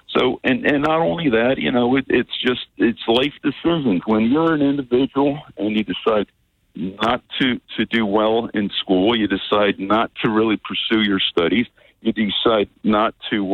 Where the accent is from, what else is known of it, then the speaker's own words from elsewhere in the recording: Philadelphia, Pennsylvania, United States; English is a second language; I grew up right at where the Gretz Brewery was located